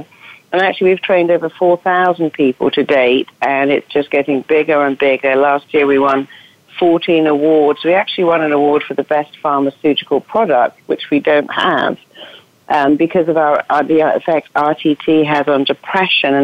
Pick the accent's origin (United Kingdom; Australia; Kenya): United Kingdom; Cambridge, East of England; accent: English; now in Los Angeles, United States; I come from Cambridge, actually, but I live